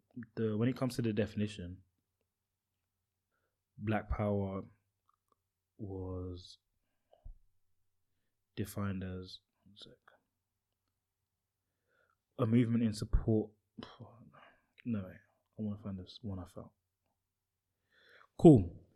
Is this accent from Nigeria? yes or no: yes; Nigeria; you being Ghanaian and me being Nigerian